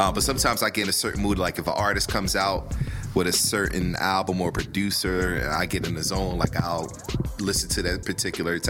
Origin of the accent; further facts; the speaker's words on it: Philadelphia, Pennsylvania, United States; I'm from North